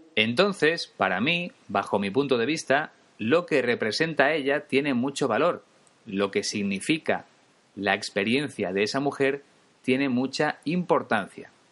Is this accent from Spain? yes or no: yes; Spain; Yo soy español, es mi caso, y voy a seguir siéndolo siempre